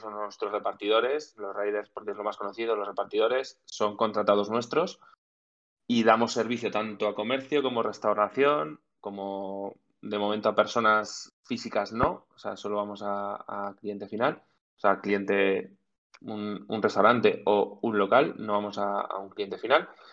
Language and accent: Spanish; Zaragoza, Aragon, Spain; somos, tres amigos de Zaragoza que nos hemos montado una empresa